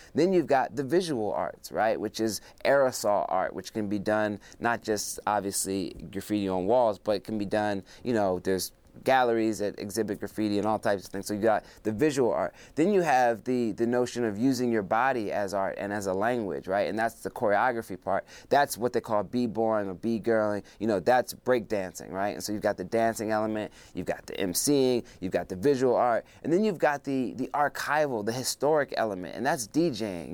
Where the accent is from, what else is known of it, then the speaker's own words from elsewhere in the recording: Philadelphia, Pennsylvania, United States; also born or lived in Zimbabwe; my time coming up in Philadelphia